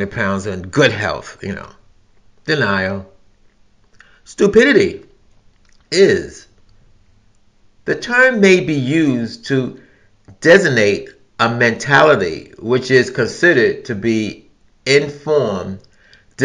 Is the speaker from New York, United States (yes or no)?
yes; New York City, New York, United States; I'm from New York City, I've experienced New York City where you could be on a crowded train or a crowded bus